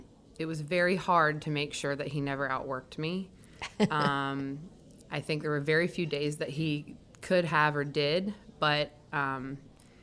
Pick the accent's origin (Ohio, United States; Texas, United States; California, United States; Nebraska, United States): Ohio, United States; moved away as an adult; now in Louisiana, United States; my home state of Ohio